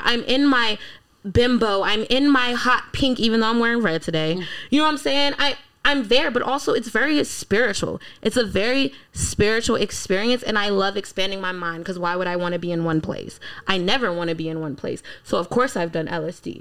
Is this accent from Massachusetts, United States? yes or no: no; Washington, District of Columbia, United States; also born or lived in Colorado; I grew up in D.C.